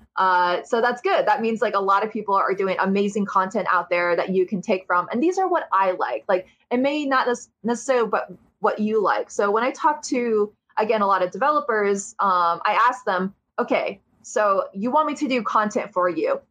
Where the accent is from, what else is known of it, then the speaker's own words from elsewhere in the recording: Ohio, United States; I'm from Ohio